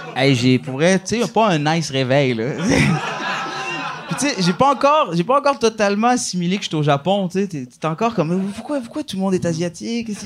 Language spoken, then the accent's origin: French; Laval, Quebec, Canada; je suis de Laval, c'est ma ville